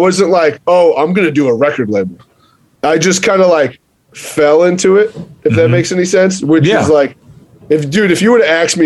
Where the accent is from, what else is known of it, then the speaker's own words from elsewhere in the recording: Long Island, New York, United States; moved away as an adult; now in Connecticut, United States; I'm from Long Island